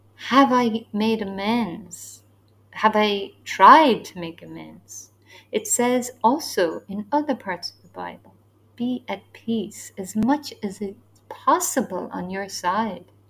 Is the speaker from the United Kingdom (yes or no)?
no; Ireland; now in Asia; I'm from Ireland, so we are more new to these born again evangelical churches. So we don't have that ingrained history of evangelicalism in our country